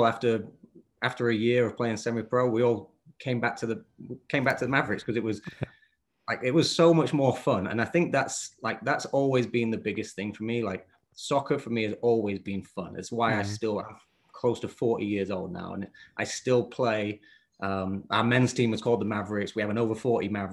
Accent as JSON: {"language": "English", "town": "Bedale", "region": "Yorkshire and the Humber", "country": "United Kingdom", "tie": "born or raised there", "also_born_or_lived": "Richmond, North Yorkshire", "moved": "as an adult", "lives_now": "United States", "said": "I was growing up in North Yorkshire, a little town called Beedale"}